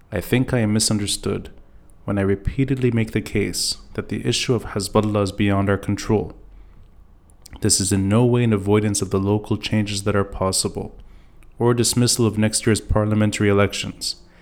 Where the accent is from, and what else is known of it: Lebanon